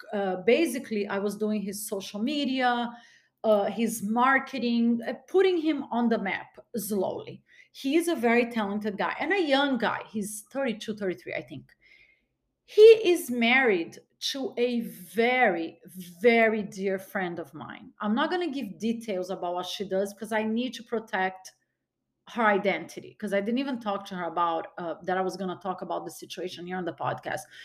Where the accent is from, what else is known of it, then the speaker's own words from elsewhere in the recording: Brazil; now in United States; I was born in Brazil. My mom was Brazilian